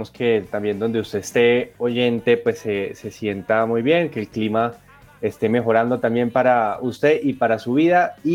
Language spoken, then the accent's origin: Spanish; Colombia; Como colombianos